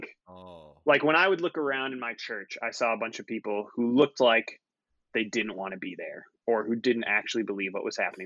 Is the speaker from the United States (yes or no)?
yes; Waukesha, Wisconsin, United States; I grew up in Waukesha, Wisconsin